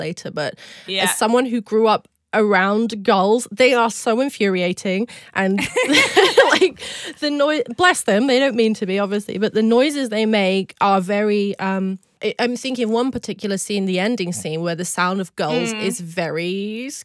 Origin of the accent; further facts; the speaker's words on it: Cornwall, South West England, United Kingdom; I am from Cornwall